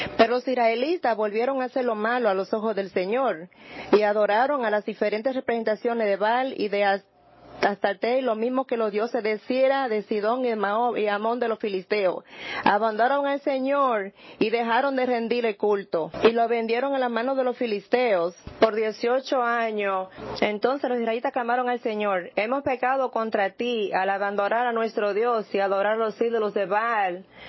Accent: Nebraska, United States; now in New York, United States; Yo crecí en Nebraska

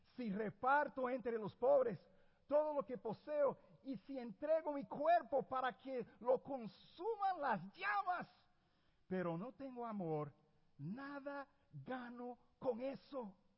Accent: Puerto Rico; yo nací en Puerto Rico. Yo sé que las apariencias engañan. Pero soy puertorriqueño

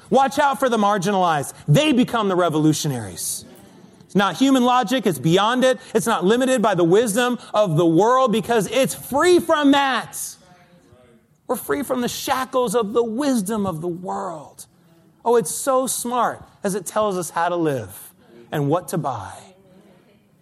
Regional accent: East Coast, United States; moved away as an adult; also born or lived in Los Angeles; now in New York City, United States; Arlene and I grew up on the East Coast

